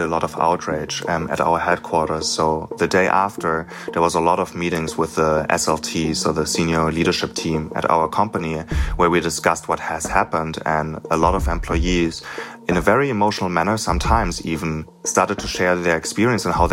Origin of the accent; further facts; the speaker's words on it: Germany; I'm 30 years old, born and raised in Germany.